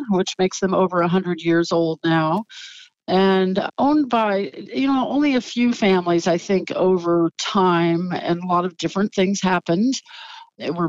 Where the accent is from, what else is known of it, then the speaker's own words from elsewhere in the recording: Central Valley, California, United States; now in Anderson Valley, United States; I grew up in the Central Valley